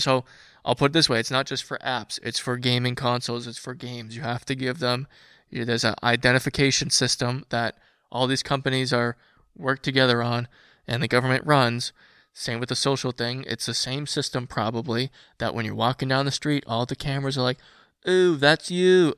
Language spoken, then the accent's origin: English; United States; being American